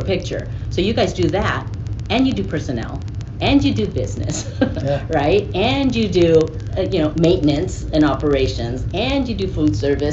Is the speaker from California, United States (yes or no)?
no; Florida, United States; we're Filipino, living in Florida in the South